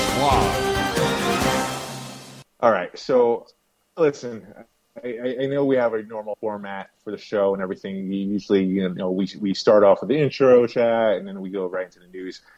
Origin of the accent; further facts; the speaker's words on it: West Islip, New York, United States; I grew up West Islip my whole life, pretty much